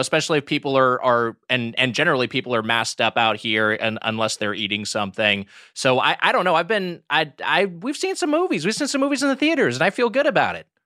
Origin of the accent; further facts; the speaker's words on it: California, United States; I'm from California